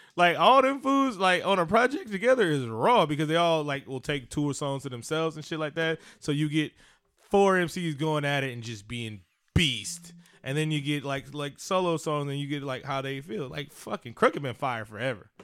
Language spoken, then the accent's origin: English; West Coast, United States; I grew up on the West Coast